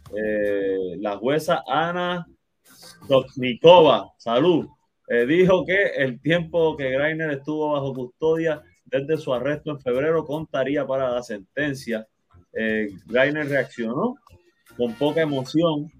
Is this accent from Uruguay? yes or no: no; Puerto Rico